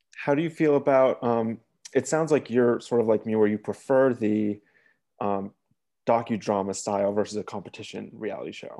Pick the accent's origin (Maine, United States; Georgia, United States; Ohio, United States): Maine, United States; moved away; also born or lived in Wisconsin; I'm from Maine